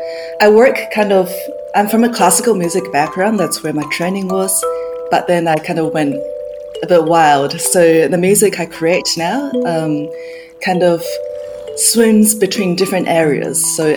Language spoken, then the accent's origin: English; Kaohsiung, Taiwan; also born or lived in New Zealand / Australia; now in London, United Kingdom; I was born in Kaohsiung in Taiwan, and it's kind of like a port city down south. And throughout my childhood, I grew up in Taiwan, in New Zealand, and in Australia as well. So I'm Australian in the end.